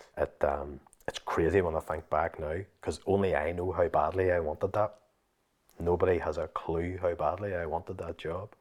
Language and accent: English; Limavady, Northern Ireland, United Kingdom; my own wee car lot in the town where, that I'm actually from, Lamavady